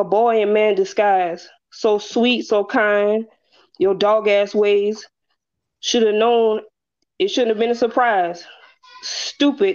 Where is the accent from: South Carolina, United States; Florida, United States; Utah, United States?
South Carolina, United States; also born or lived in Brooklyn, New York; I was born in Brooklyn, but raised in South Carolina.